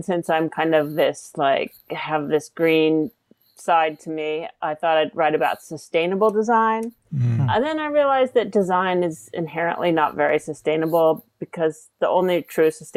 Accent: California, United States; I grew up in California, and so I'm kind of just, there's a little bit of a progressive hippie in my DNA

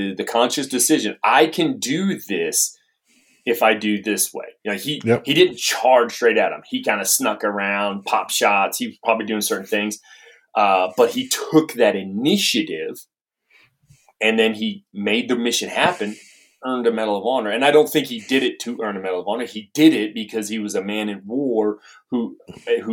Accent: Maine, United States; now in Tennessee, United States; I'm from Maine. So I'm in New England, you know, up there.

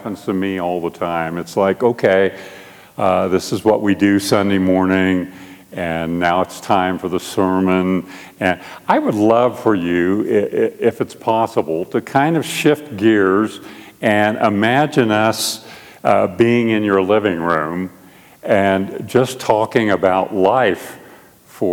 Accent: Albuquerque, New Mexico, United States; We're from Albuquerque, and I am on staff at Mosaic Church, which is a PCA work in Albuquerque

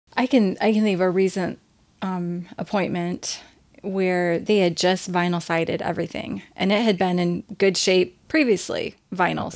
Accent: Indiana, United States; now in Michigan, United States; growing up in Indiana

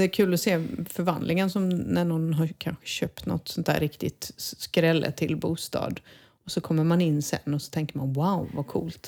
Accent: Sweden; now in Spain; jag som svensk

